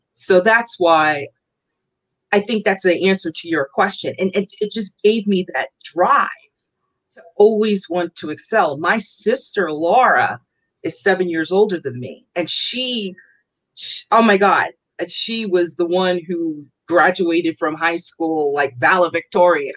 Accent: New York City, New York, United States; moved away as an adult; also born or lived in Long Island, New York; now in Philadelphia area, United States; I am from New York. I'm born and raised. I do not live in New York anymore. I live outside of Philadelphia. I grew up in Queens.

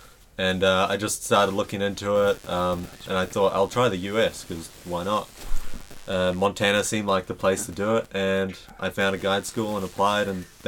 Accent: Wairarapa, Wellington, New Zealand; also born or lived in South Africa; Well, I grew up in the Wairarapa, which is really close to Wellington, the capital city.

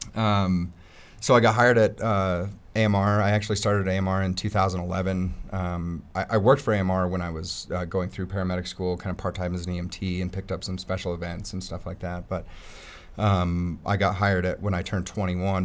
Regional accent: Peyton, Colorado, United States; I grew up in Peyton

